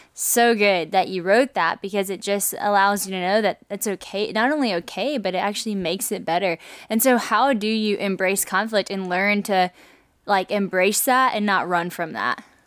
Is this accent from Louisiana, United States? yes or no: yes; Louisiana, United States; moved away; also born or lived in Nashville; I moved from Nashville back to Louisiana, but I didn't have community in Louisiana like I did in Asheville. You might think since I was from here